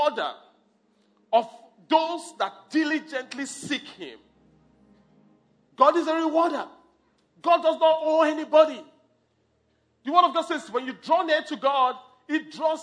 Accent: Nigeria; I'm from Nigeria

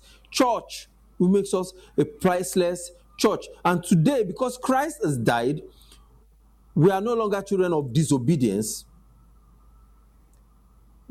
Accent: Nigeria

